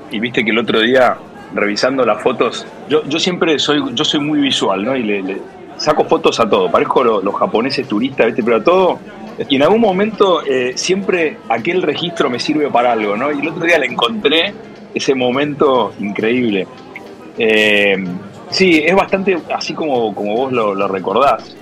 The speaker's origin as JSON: {"language": "Spanish", "country": "Argentina", "said": "como buen argentino"}